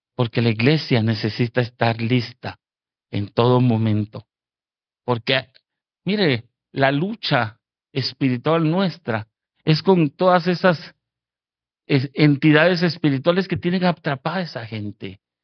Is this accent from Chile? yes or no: no; Guatemala; now in Fort Worth, United States; Yo, yo soy originario de Guatemala